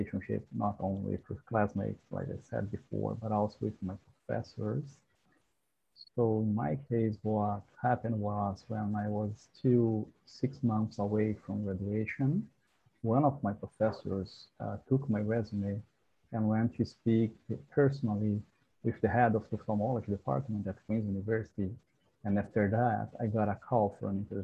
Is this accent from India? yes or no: no; Brazil; moved away as an adult; now in Kingston, Canada; I was an international student. I'm from Brazil.